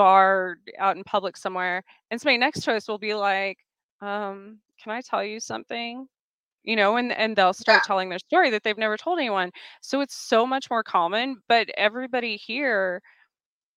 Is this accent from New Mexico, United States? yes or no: yes; New Mexico, United States; also born or lived in New York / the South; now in Kansas, United States; I grew up in New Mexico